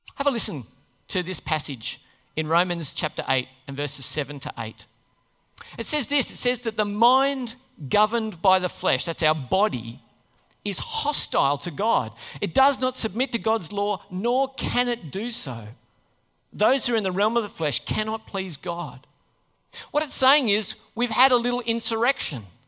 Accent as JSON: {"language": "English", "country": "Australia", "said": "We just don't take things very seriously here"}